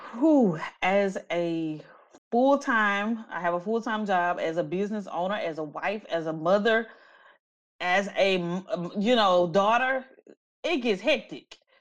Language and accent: English; Natchitoches, Louisiana, United States; now in Houston, United States; I am originally from Natchitoches, Louisiana, a very small town in central Louisiana